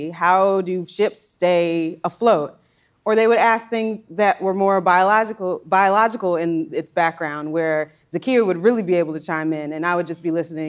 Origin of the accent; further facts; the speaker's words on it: Maryland, United States; I grew up in Maryland, so that's just south of Pennsylvania.